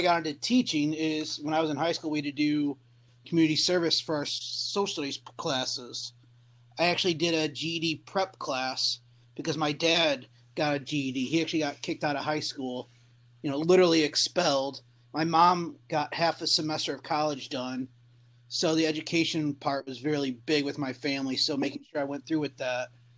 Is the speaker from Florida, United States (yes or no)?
no; Western New York, United States; moved away as an adult; now in Virginia, United States; I grew up in Western New York